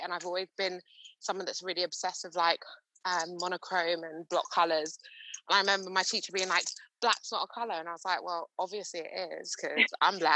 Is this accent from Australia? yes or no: no; London, United Kingdom; also born or lived in Romford, Essex; I've pretty much lived here since my earliest memories. So I'm from Stoke Newington, Hackney, very proud to be a Londoner